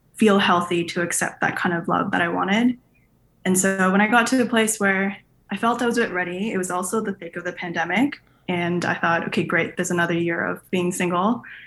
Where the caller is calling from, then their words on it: Canada; I am calling in from Canada